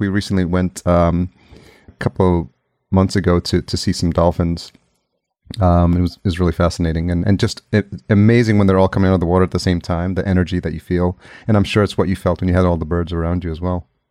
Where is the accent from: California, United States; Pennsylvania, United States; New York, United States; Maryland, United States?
New York, United States; Yonkers; moved away as an adult; also born or lived in El Salvador; now in Los Angeles, United States; I was technically born in El Salvador, which is in Central America, and I came to the, uh, United States when I was a year old, and I was raised, uh, just outside New York City in a city called Yonkers